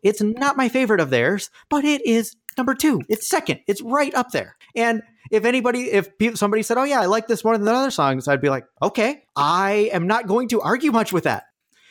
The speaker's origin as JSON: {"language": "English", "country": "United States", "said": "I am an American"}